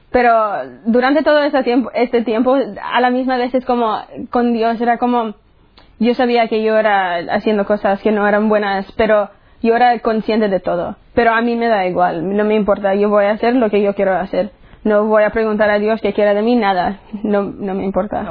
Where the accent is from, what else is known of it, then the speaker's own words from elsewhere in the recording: United States; soy de los Estados Unidos y tengo 18 años